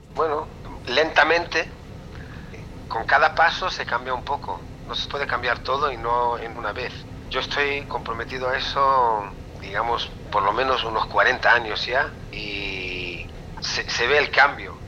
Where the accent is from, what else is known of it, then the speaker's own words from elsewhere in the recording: Israel; also born or lived in Spain; yo soy israelí